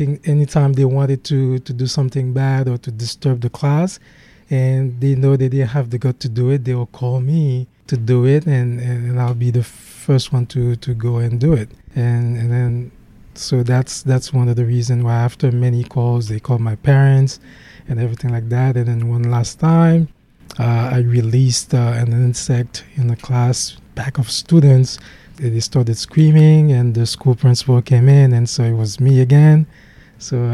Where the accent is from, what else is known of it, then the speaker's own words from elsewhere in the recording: Haiti; accent: Haitian; English is a second language; moved away as an adult; now in United States; I was born and raised in Haiti